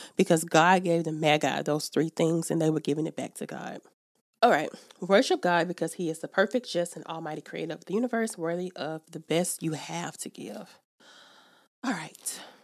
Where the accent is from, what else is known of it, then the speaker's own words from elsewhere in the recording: Alabama, United States; in Alabama, my hometown